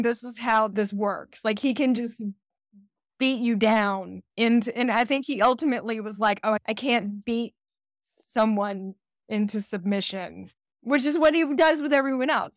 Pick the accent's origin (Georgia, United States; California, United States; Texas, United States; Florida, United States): Georgia, United States; also born or lived in Decatur, Georgia; I'm from Georgia